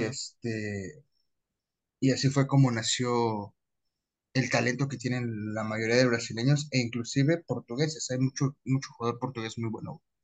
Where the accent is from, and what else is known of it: Mexico